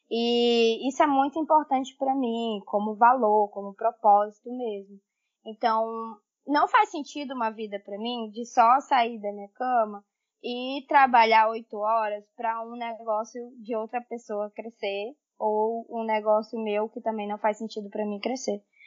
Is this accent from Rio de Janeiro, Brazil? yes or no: no; Tailândia, Pará, Brazil; also born or lived in Belém / Amapá; now in Pará, Brazil; Sim, eu sou amazônida, sou do interior do estado do Pará, uma cidade que se chama Tailândia.